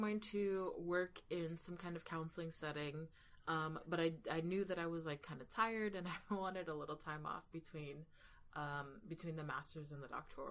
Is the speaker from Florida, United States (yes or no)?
yes; Florida, United States; moved away as an adult; now in New York, United States; I was a young Floridian